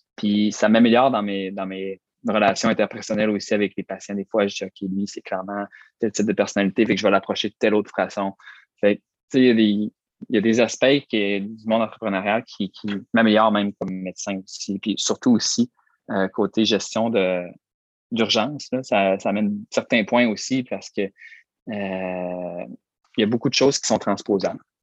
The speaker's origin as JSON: {"language": "French", "town": "Roberval", "region": "Quebec", "country": "Canada", "tie": "born or raised there", "said": "dans ma ville natale, Robertval"}